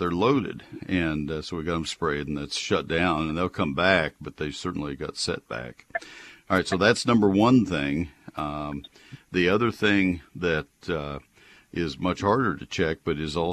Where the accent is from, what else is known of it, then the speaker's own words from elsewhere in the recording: Brazos County, Texas, United States; also born or lived in Collin County, Texas; I have 150 on my property in Collin County, which is not exactly Brazos County, but I grew up in Brazos County